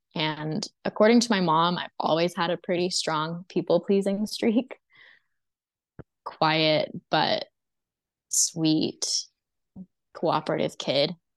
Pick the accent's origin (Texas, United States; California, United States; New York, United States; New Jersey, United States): Texas, United States; also born or lived in Mississippi; spent the first four years of my life in Mississippi. We were all homeschooled, my oldest sister all the way through to the end of high school. And then I started more conventional schooling in eighth grade. When I was five, we moved to Texas.